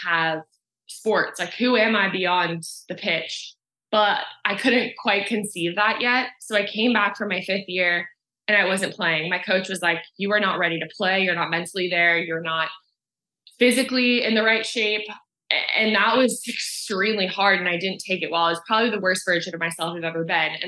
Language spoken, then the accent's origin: English; Southern California, United States; I grew up in Southern California. So this area was my playground.